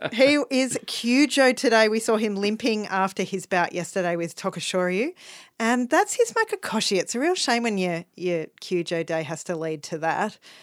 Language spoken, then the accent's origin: English; Melbourne, Victoria, Australia; as a Melbourneian, as an Australian